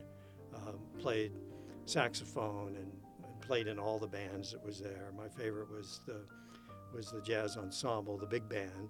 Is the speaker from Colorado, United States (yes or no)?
no; San Bernardino, California, United States; I was born in San Bernardino